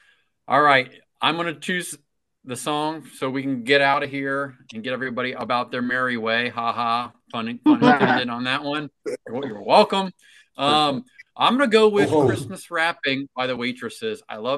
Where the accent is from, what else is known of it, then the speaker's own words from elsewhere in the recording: Cincinnati, Ohio, United States; I'm from Cincinnati.